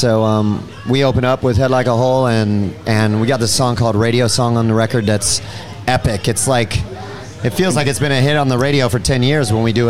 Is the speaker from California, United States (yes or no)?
yes; Orange County, California, United States; I was born and raised in Orange County, California